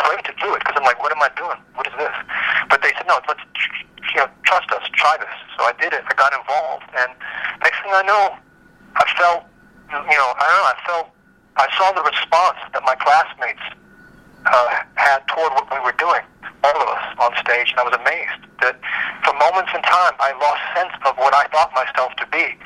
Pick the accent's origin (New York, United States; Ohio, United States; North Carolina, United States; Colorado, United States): New York, United States; New York City; moved away; I was born in Brooklyn. I was born in Coney Island Hospital in 1963